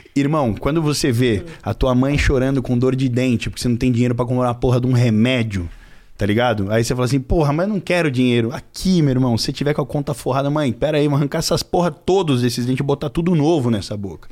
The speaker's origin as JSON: {"language": "Portuguese", "town": "Carapicuíba", "region": "São Paulo", "country": "Brazil", "tie": "born or raised there", "also_born_or_lived": "Cotia", "said": "eu nasci em Carapicuíba, depois Cotia, e agora eu moro na Granja Viana, que pertence a Carapicuíba ainda"}